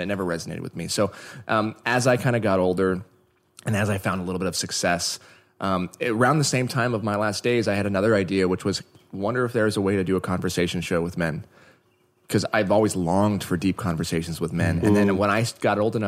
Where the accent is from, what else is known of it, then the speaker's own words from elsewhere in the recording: Oregon, United States; now in Los Angeles, United States; I grew up in Oregon